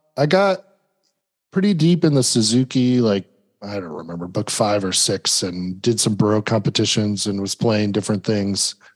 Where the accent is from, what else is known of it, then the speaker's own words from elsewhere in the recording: Milan, Illinois, United States; moved away as an adult; now in Knoxville, United States; I grew up in the Quad Cities in Milan, Illinois.